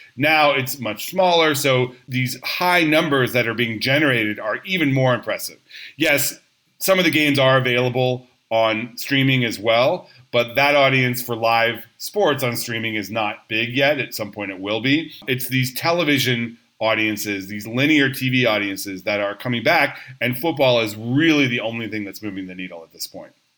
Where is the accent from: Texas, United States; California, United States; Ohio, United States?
California, United States; Orange County, Southern; I grew up in Southern California. I was a Rams fan when I was a, a kid. Even you know, I was in Orange County